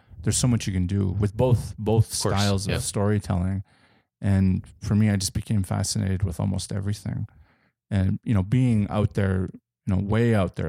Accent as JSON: {"language": "English", "region": "Alberta", "country": "Canada", "tie": "born or raised there", "said": "There are frequencies of the land we grew up in here in Southern Alberta, the prairies"}